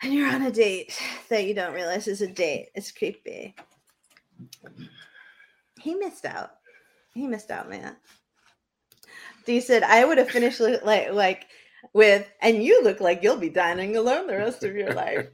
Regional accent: New Hampshire, United States; moved away; I grew up in New Hampshire

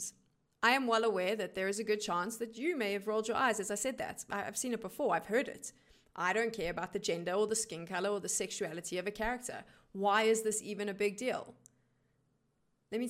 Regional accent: South Africa; I am one of the only South African esports broadcast talent to work international LAN events

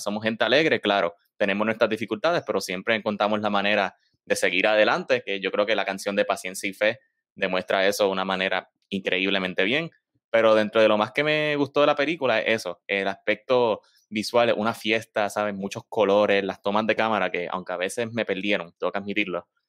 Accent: Puerto Rico; somos puertorriqueños

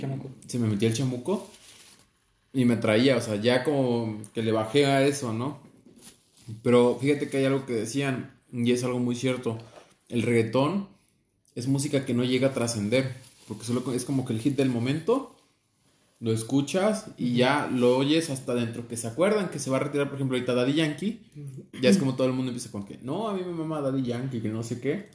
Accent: Mexico; Tenemos esa idea tan pobre como mexicanos

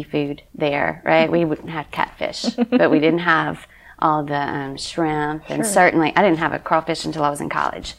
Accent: West Monroe, Louisiana, United States; moved away as an adult; also born or lived in Baton Rouge, Louisiana / New Iberia, Louisiana; now in Lafayette, United States; I grew up in West Monroe, Louisiana

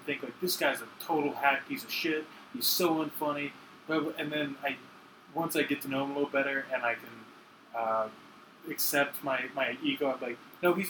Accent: Virginia, United States; moved away as an adult; I'm from Virginia originally

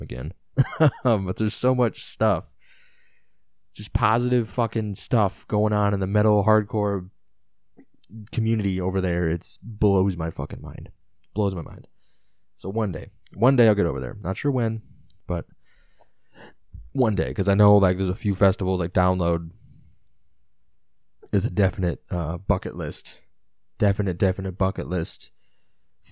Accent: Illinois, United States; I'm from Illinois

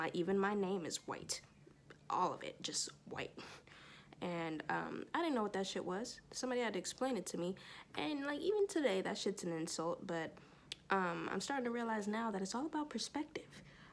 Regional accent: Torrance, California, United States; I grew up in Torrance amongst the whites and the Asians. I was not used to being around black folks other than my family. There was barely any of us there in Torrance at the schools.

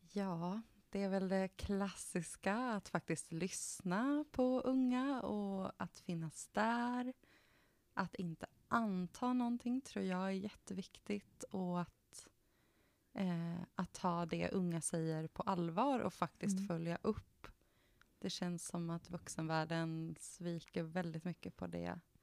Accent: central Sweden, Sweden; moved away as an adult; Jag växte upp i en jätteliten landsbygdsort i mm. Mellansverige

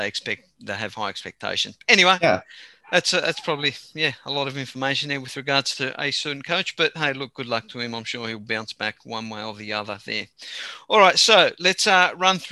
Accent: Australia; I'm Australian. I'm Greek, but I'm born and raised here

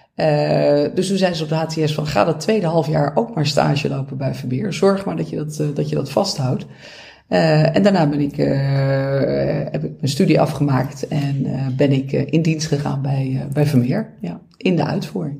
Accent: Beverwijk, North Holland, Netherlands; Ik kom zelf uit Beverwijk

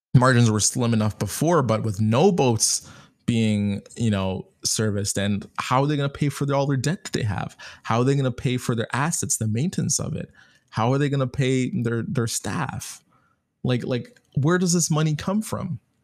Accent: Canada; I'm Canadian, so I'm using my Canadian dollars

